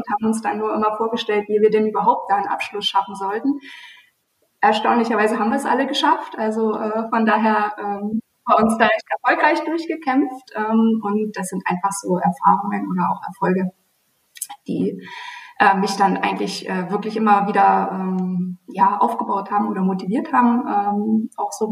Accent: Bautzen, Saxony, Germany; Also woher komme ich? Ich fange mal geografisch an. Ich komme ähm, aus Bautzen.

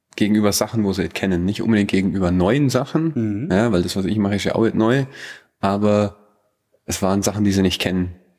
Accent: Bad Hindelang, Bavaria, Germany; accent: Allgäuer; ich aber hier geboren bin. Also ich bin mit dem Dialekt aufgewachsen, ich schwätze an Dialekt, den Allgäuer

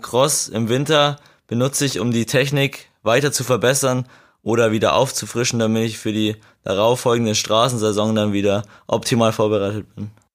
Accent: Regensburg district, Bavaria, Germany; ich komme aus dem Landkreis Regensburg

